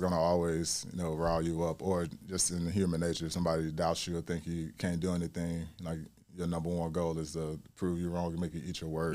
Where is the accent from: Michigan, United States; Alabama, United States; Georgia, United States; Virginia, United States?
Alabama, United States; Mobile; moved away; also born or lived in Chicago, Illinois; I'm from Mobile, Alabama, um, born and raised